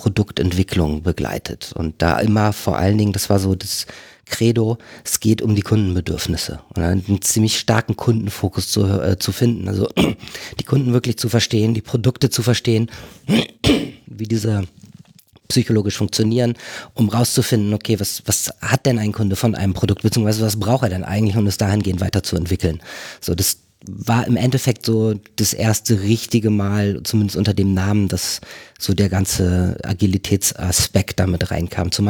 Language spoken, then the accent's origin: German; Delmhorst, Lower Saxony, Germany; also born or lived in Duisburg; Groß geworden bin ich in Delmhorst, das ist so eine Vorstadt von Bremen.